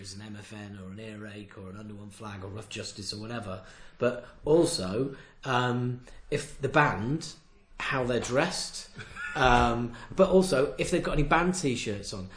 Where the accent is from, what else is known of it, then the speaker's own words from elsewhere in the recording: Knaresborough, Yorkshire and the Humber, United Kingdom; I'm from a little place called Knaresborough, which is next to Harrogate in Yorkshire